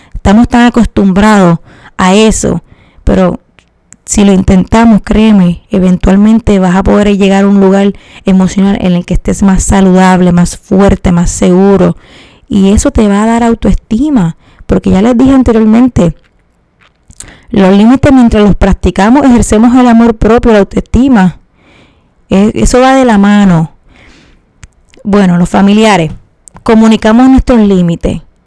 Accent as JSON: {"language": "Spanish", "country": "Puerto Rico", "said": "cómo somos los puertorriqueños"}